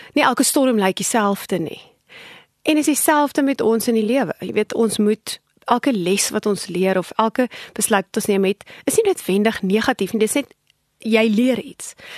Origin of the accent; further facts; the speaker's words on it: South Africa; ons as Afrikaners is geneig daartoe om ons het groot geword in 'n konteks van kinders word gesien en nie gehoor nie